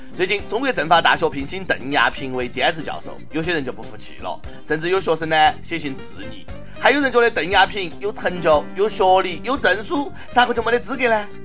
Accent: China; 作为中国人

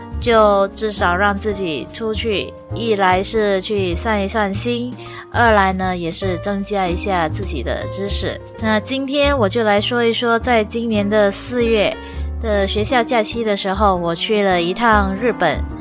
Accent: Malaysia; 大家好，我是来自马来西亚的…。

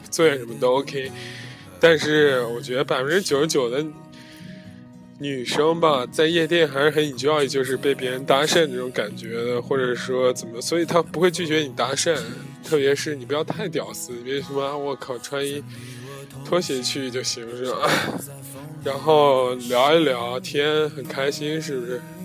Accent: northern China, China; moved away; 我出生在北方嘛

